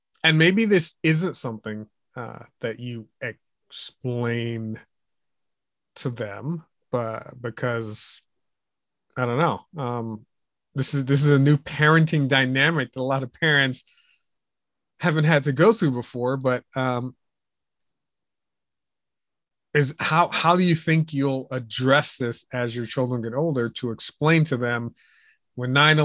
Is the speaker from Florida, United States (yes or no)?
no; New York City, New York, United States; moved away as an adult; also born or lived in Virginia; I was born and raised in New York